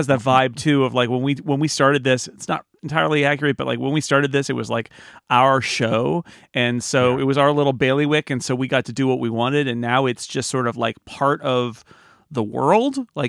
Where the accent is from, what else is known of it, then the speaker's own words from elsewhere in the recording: Sonora, California, United States; So Karen's so out in the scrub land of Texas or where I grew up in Sonora